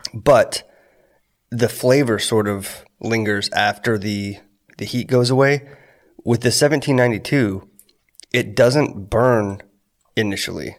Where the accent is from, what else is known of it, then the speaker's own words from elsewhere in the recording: Corpus Christi, Texas, United States; I'm from Texas born in Corpus Christi